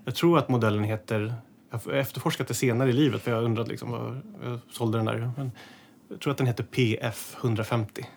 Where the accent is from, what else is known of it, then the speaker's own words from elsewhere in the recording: Täby, Stockholm County, Sweden; i Skarpäng där jag är uppe i Täby, där jag är uppvuxen